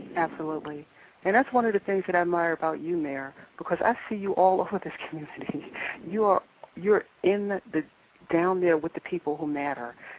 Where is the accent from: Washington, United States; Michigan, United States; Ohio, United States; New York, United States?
New York, United States; also born or lived in California; now in Durham, United States; I was born and raised in New York, and when I moved here